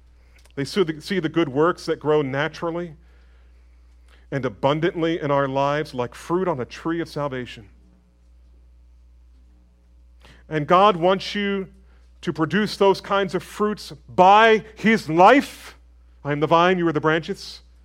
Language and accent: English; United States; I think as we as American evangelicals, we as American Protestants